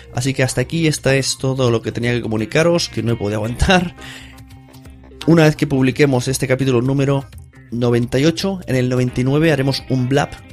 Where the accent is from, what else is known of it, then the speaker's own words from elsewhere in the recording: Palau-solità i Plegamans, Catalonia, Spain; en mi pueblo, en Palado de Plegamans